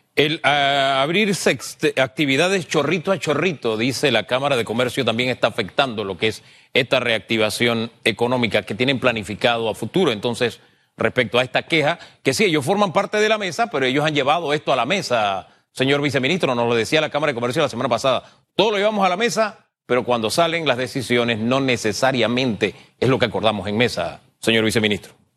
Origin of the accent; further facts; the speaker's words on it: San Miguelito, Panama; yo me cría en San Miguelito, el Valle de San Isidro, calle E.